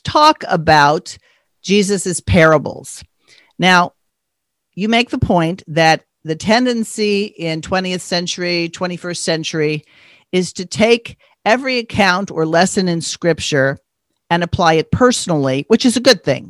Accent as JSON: {"language": "English", "region": "New York", "country": "United States", "tie": "born or raised there", "said": "growing up on the East Coast, I grew up in New York"}